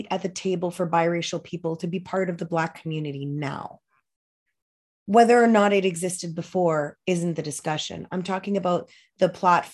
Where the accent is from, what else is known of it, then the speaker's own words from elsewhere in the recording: Moncton, New Brunswick, Canada; I was born and raised by myself in Moncton, New Brunswick, as the only one of my kind